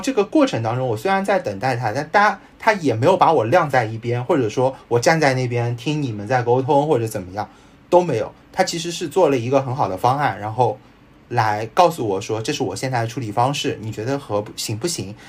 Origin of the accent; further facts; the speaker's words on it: Shanghai, China; 我也是上海人